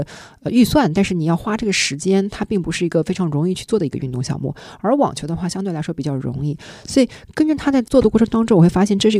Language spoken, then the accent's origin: Chinese; Shanghai, China; 但我是一个作为上海人，回到上海之后呢，家人都在这儿，朋友都在这儿，我还是会想要回来啊。